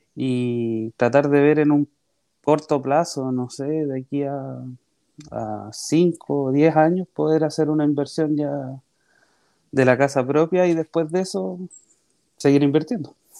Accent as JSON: {"language": "Spanish", "town": "María Pinto", "region": "Santiago Metropolitan Region", "country": "Chile", "tie": "born or raised there", "said": "Yo soy nacido en María Pinto, que es un pueblito chiquitito que está cerca de Santiago"}